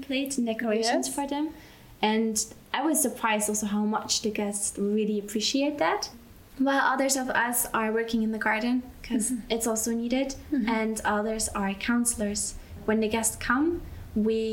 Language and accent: English; Belgium; moved away as an adult; now in Austria; I grew up in Belgium